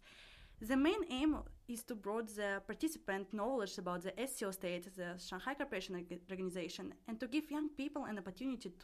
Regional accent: Russia; now in Beijing, China; I'm from Russia

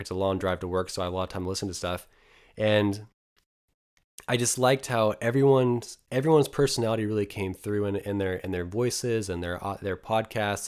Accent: Eastern Oregon, United States; moved away; I'm from a very, very small town of about two hundred people, um, in, in Eastern Oregon

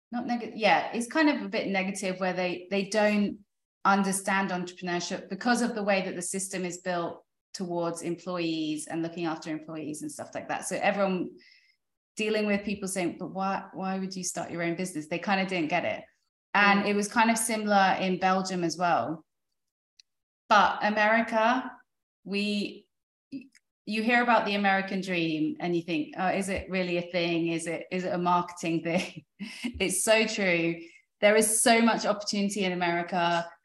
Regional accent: United Kingdom; moved away as an adult; now in United States; because coming from Europe, like I'm British, my husband's French, building uh, starting a business in France is so difficult.

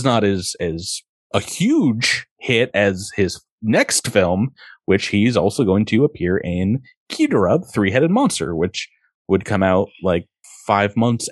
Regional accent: Massachusetts, United States; Massachusetts, my home state here

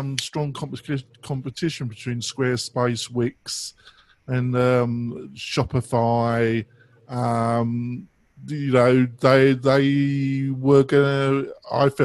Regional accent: England, United Kingdom; I'm English

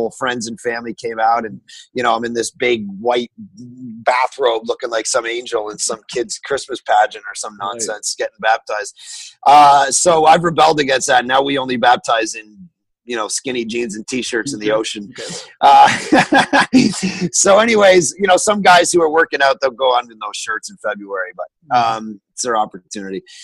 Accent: Ajax, Ontario, Canada; now in West coast, Canada; I grew up just outside Toronto in a place called Ajax

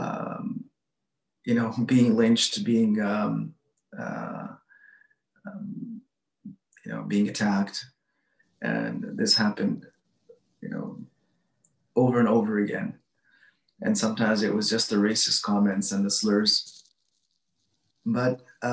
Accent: Edmonton, Alberta, Canada; I grew up in Edmonton, Alberta

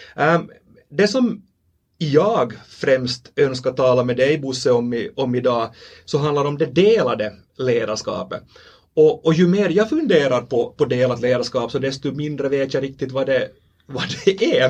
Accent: Finland; accent: Finland Swedish; vi talar den här varianten av, av svenska som vi, som vi talar här i, vi här i Finland

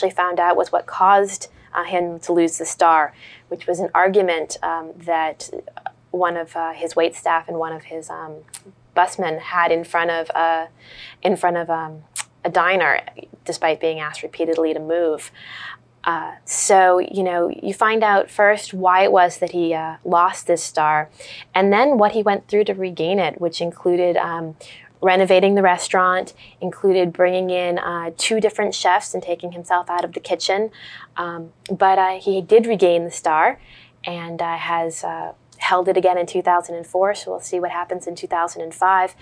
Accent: New England, United States; moved away as an adult; now in Philadelphia, United States; I grew up in New England

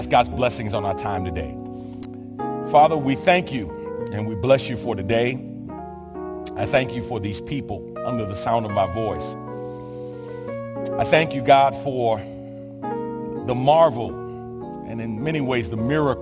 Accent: New York City, New York, United States; born or raised there; moved away

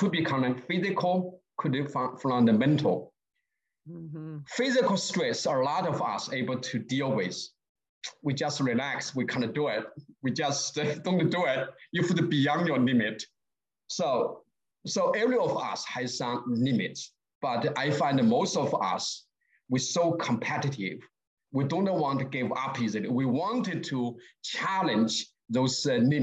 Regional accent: Sichuan, China; English is a second language; moved away as an adult; also born or lived in Beijing; now in United States; I was born in Sichuan, that's southwest, close to the Tibet

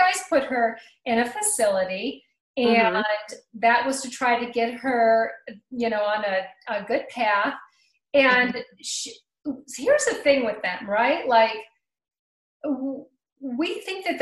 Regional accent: United States; growing up in Pennsylvania, Cleveland, Ohio area, you know, around that we're kind of hard-headed people

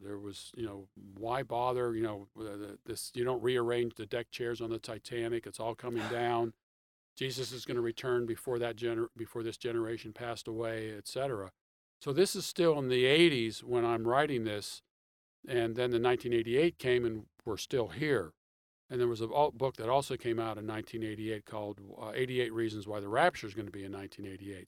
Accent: Pittsburgh, Pennsylvania, United States; moved away as an adult; also born or lived in Michigan; now in Atlanta, United States; I'm originally from Pittsburgh, Pennsylvania. I grew up in the suburbs of uh, Pittsburgh

